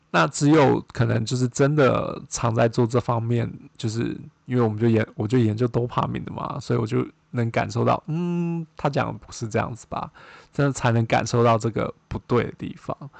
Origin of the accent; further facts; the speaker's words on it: Taiwan; moved away as an adult; now in United States; 我是台湾人嘛